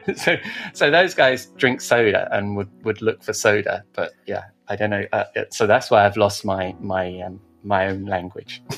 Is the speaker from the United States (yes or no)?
no; United Kingdom; we're British